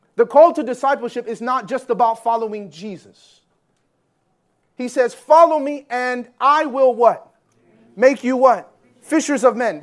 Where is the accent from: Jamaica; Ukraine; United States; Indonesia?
Jamaica; also born or lived in Canada; I'm Jamaican